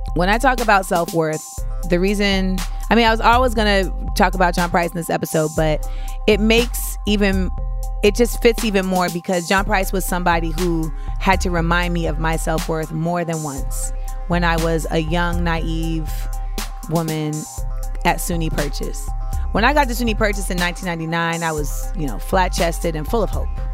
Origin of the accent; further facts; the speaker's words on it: Florida, United States; moved away as an adult; I'm from Florida